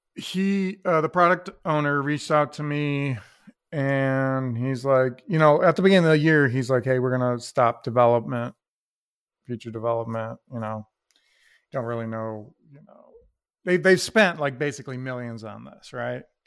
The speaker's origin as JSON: {"language": "English", "town": "Toledo", "region": "Ohio", "country": "United States", "said": "we're from Toledo"}